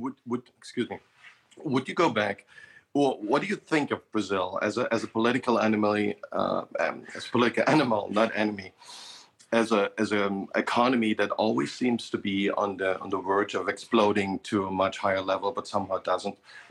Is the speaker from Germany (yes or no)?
yes; Germany; now in Mexico; I grew up in Germany